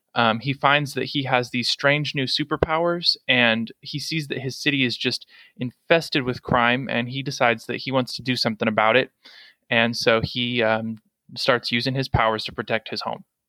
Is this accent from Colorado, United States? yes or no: no; Kansas, United States; also born or lived in Arizona; we moved from Arizona to Kansas, uh, where he was an associate pastor at a church there